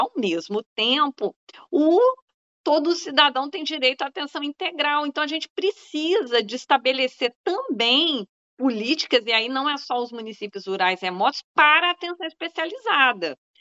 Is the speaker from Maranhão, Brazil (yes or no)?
no; Minas Gerais, Brazil; moved away; also born or lived in Bahia; Eu sou mineira também